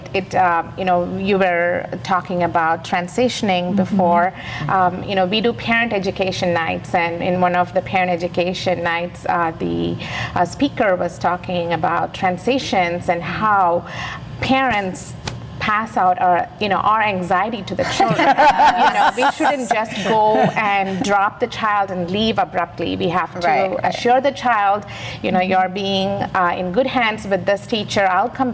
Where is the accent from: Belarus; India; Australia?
India; moved away as an adult; also born or lived in Naperville, Illinois; now in United States; I came from India. I grew up in India, and I came to this United States in 1996.